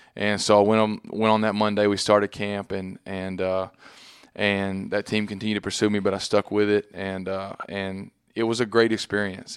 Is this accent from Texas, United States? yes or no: yes; Texas, United States; moved away as an adult; now in New York, United States; growing up in Texas